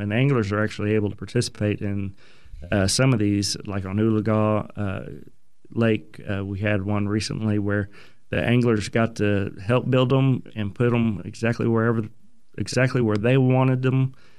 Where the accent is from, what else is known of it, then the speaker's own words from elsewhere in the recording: Broken Arrow, Oklahoma, United States; I grew up in Oklahoma, uh, graduated Broken Arrow High School